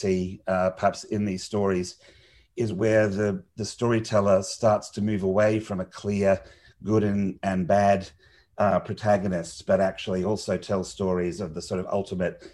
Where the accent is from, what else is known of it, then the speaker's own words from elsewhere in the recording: Australia; growing up in Australia as a sort of small Commonwealth nation